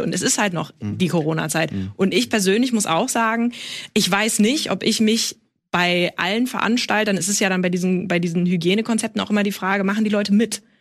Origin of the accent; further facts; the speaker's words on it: rural Schleswig-Holstein, Germany; ich bin mitten im Nirgendwo groß geworden, im schleswig-holsteinischen Land